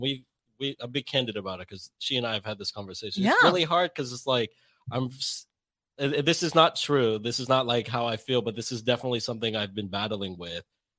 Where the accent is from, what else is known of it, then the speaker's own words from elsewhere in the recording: Philippines; But it's like, I grew up in the Philippines. Like, I'm Filipino.